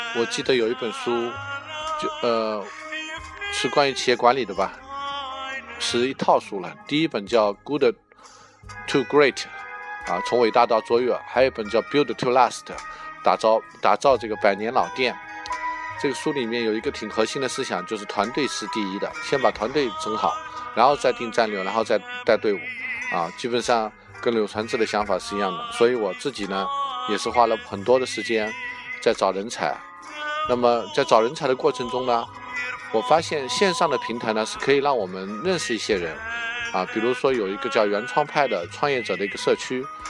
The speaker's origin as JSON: {"language": "Chinese", "region": "Jiangnan", "country": "China", "accent": "Jiangnan", "said": "我江南口音"}